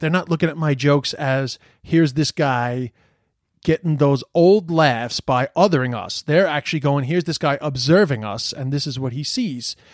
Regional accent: New York City, New York, United States; moved away as an adult; also born or lived in London, United Kingdom; now in Ireland; I grew up in Flushing and I spend time in Flushing

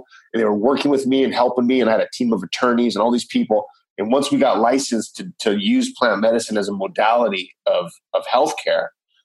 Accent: Los Angeles, California, United States; moved away as an adult; now in Costa Rica; I'm from Los Angeles, California.

